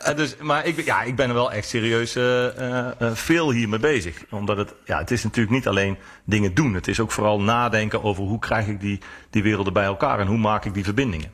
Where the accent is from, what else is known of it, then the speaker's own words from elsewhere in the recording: North Brabant, Netherlands; ik kom dan uit Brabant